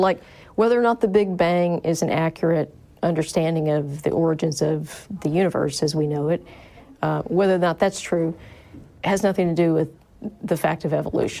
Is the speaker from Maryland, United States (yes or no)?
no; Minneapolis, Minnesota, United States; born or raised there; moved away